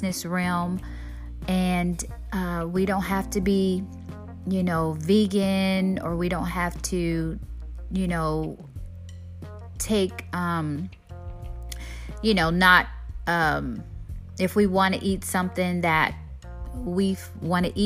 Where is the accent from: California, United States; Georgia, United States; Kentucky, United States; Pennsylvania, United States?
California, United States; San Diego; I grew up in San Diego, California